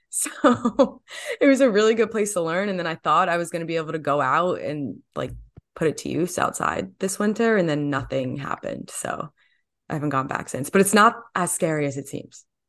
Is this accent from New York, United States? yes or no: no; New Jersey, United States; growing up in New Jersey and then going to Rutgers